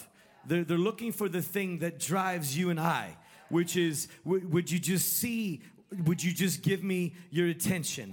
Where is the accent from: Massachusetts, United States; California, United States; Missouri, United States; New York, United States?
California, United States; when I was growing up in California